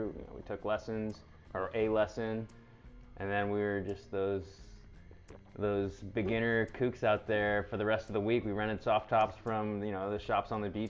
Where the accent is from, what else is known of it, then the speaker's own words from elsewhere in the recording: Houston, Texas, United States; now in California, United States; from Houston, Texas.